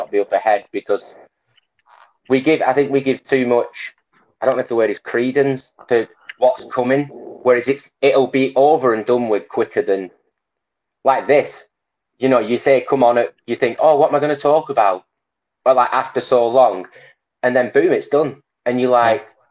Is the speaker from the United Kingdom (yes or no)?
yes; Blackburn, North West England, United Kingdom; I'm from Blackburn